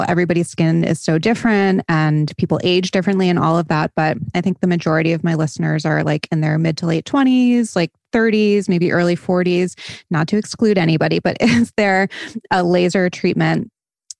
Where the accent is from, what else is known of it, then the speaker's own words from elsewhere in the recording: Rhode Island, United States; I'm from Rhode Island. So I'm from New England